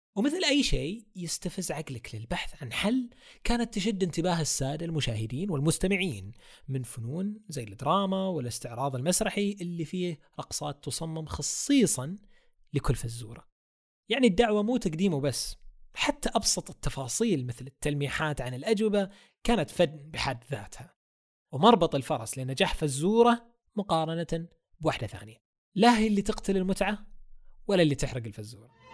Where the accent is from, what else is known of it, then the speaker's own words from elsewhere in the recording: Saudi Arabia; عندنا بالسعودية